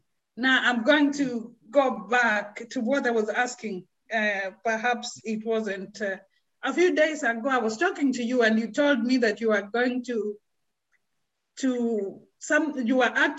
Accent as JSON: {"language": "English", "country": "Kenya", "moved": "yes", "said": "I come from Kenya originally."}